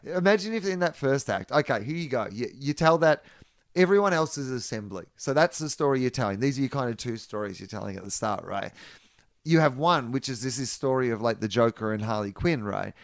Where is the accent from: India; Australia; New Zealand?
Australia; do things the other way around in Australia